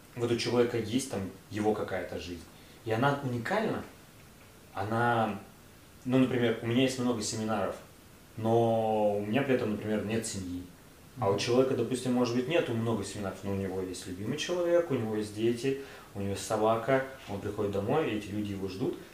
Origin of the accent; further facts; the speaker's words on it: Tyumen, Tyumen Oblast, Russia; я простой чувак из Тюмени